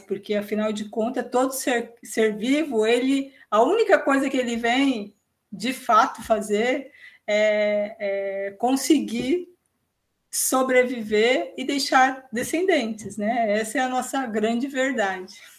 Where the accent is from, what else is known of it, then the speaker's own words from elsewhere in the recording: São Paulo, Brazil; now in Santana do Livramento, Brazil; Paulistana, vamos corrigir, eu sou paulistana